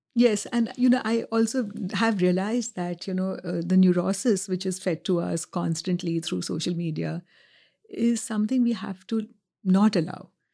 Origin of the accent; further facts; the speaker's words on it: India; now in New York, United States; I grew up in India at a time pre-globalization